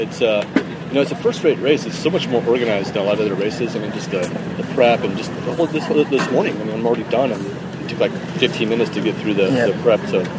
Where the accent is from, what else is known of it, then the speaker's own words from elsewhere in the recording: Dallas, Texas, United States; Dallas, Texas.